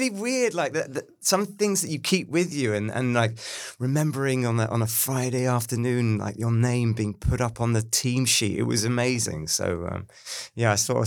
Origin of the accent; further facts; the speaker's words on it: London, United Kingdom; I grew up in North London, Muswell Hill